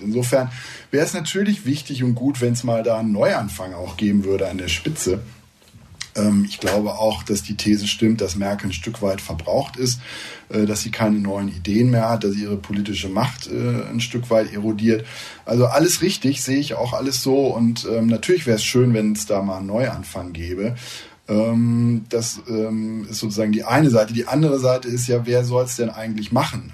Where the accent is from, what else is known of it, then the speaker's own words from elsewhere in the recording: Rhine corridor, western Germany, North Rhine-Westphalia, Germany; now in United States; in der mhm. Rheinschiene, wo ich herkomme